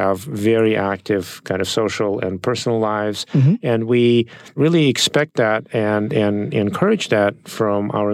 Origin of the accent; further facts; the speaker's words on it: Saint Petersburg, Russia; English is a second language; moved away as an adult; now in United States; I didn't grow up in this country. I grew up in Russia